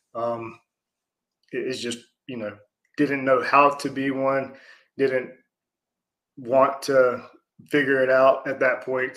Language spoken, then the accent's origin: English; Atlanta, Georgia, United States; born in South Atlanta, so that was back in 1980